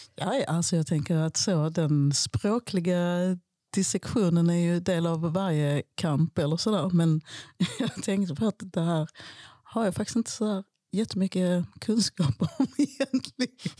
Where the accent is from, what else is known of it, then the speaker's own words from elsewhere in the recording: Skåne, Sweden; also born or lived in Malmö; min uppväxt på Österlen